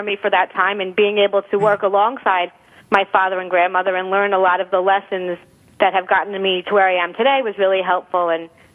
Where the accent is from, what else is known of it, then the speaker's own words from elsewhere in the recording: Long Island, New York, United States; also born or lived in Michigan; I grew up in Long Island, New York